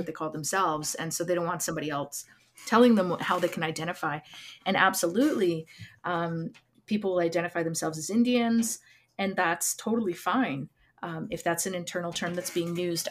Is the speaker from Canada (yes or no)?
yes; Lac Ste. Anne, Alberta, Canada; now in Edmonton, Canada; I'm from Lac Saint Anne